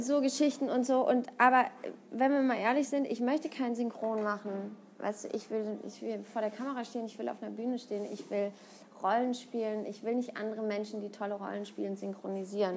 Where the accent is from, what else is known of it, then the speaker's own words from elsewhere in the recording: Siegen, North Rhine-Westphalia, Germany; moved away as an adult; now in Cologne, Germany; ich komme aus Siegen, das ist nochmal so 80 Kilometer entfernt von Köln